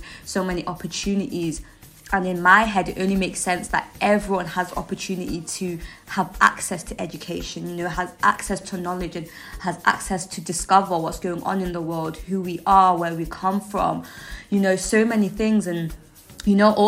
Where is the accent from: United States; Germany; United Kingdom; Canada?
United Kingdom; England; also born or lived in Zimbabwe; I grew up in the United Kingdom. I left Zimbabwe when I was approximately 3 years old, and I've lived in the UK ever since.